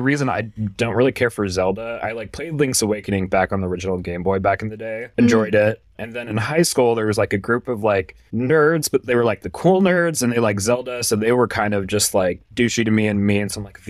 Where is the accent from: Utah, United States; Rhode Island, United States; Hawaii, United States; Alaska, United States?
Hawaii, United States; I grew up in Hawaii, so I know a lot of the history and a lot of what went on there, because I lived there and grew up there.